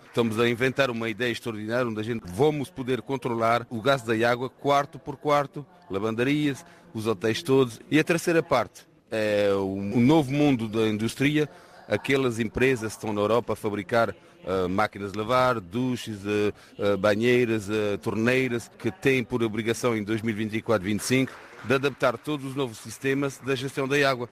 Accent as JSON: {"language": "Portuguese", "country": "France", "tie": "born or raised there", "said": "nasci em França, vivo em França, trabalho em França"}